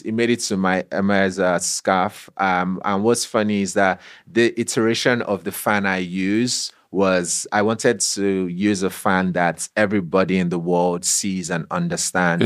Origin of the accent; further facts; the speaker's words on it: Nigeria; growing up in Nigeria, going to a secondary school there